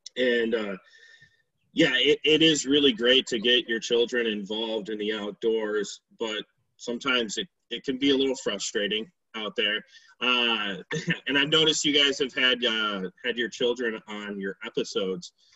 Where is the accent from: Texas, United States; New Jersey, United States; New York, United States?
New York, United States; Hamlin; I grew up in Hamlin, New York